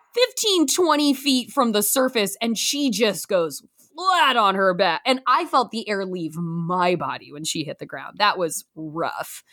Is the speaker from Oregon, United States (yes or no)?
yes; Canby, Oregon, United States; moved away; we are from Canby, Oregon, twenty-two miles south of Portland